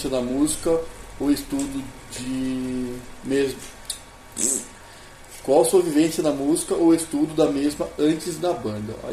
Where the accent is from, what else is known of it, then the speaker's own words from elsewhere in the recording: Jundiaí, São Paulo, Brazil; sou de Jundiaí.